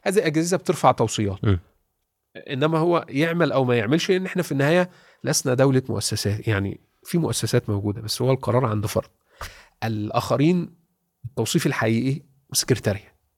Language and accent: Arabic; Egypt; انا مصري